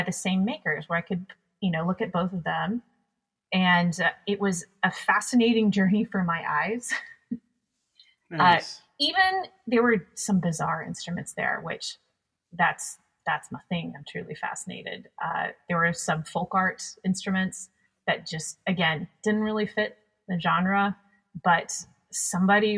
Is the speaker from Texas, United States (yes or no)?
yes; Texas, United States; moved away; I'm from Texas